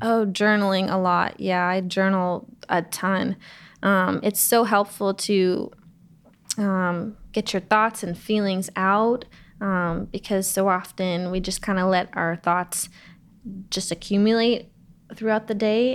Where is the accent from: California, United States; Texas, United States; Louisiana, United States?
California, United States; Los Angeles; I grew up in Los Angeles